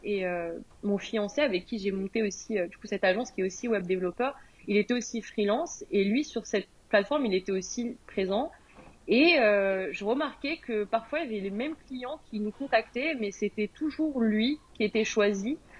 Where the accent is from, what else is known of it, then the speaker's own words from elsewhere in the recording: France; moved away as an adult; now in United Kingdom; je suis une Française qui est expatriée au Royaume-Uni depuis 2019